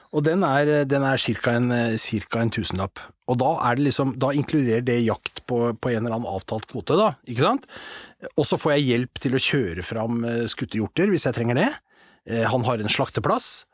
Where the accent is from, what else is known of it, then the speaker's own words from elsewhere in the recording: Asker, Akershus, Norway; jeg vokste opp i Asker